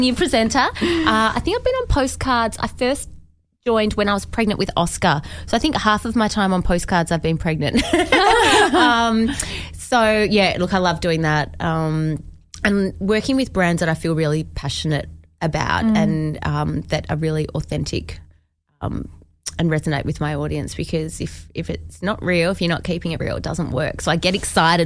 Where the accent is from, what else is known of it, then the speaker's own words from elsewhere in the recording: Perth, Western Australia, Australia; I grew up in Perth